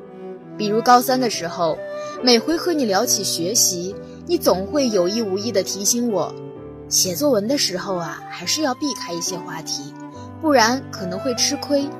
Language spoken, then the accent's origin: Chinese; Guangzhou, Guangdong, China; moved away as an adult; now in Nanjing, China; 来自广东广州。我在南京大学，距离我的家乡一千三百六十七公里。